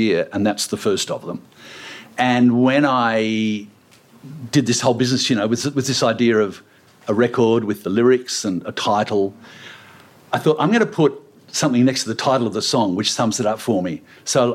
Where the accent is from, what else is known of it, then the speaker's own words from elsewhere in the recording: Sydney, New South Wales, Australia; I grew up in West Pimble northern suburbs of Sydney, but down on the west side